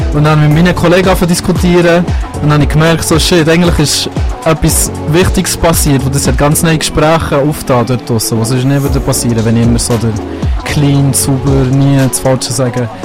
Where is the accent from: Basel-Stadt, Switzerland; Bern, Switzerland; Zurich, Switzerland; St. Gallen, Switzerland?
Bern, Switzerland; Das ist so wie meine Heimat hier. Das ist mein Daheim, ich bin aufgewachsen und das ist das, was ich in- und auswendig kenne